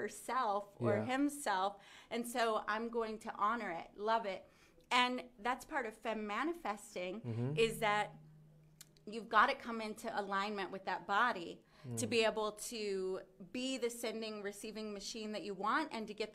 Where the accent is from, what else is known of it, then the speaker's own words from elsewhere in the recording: the South, United States; I grew up in the South.